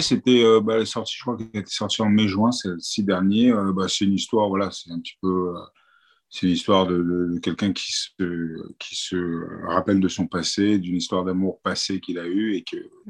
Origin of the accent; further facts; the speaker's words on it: France; je suis né en France